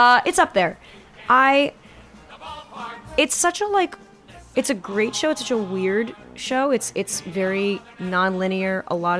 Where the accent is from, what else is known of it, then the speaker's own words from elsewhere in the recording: California, United States; one of the ways I explained why I was different growing up in Southern California